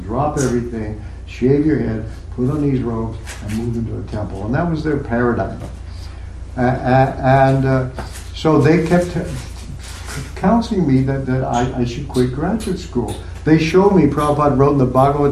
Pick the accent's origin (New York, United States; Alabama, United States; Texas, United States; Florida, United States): Texas, United States; moved away; also born or lived in Oklahoma; part of my life, I grew up in Texas and Oklahoma